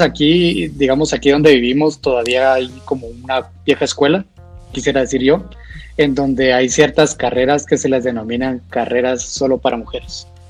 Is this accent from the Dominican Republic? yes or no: no; Guatemala; yo vengo de Guatemala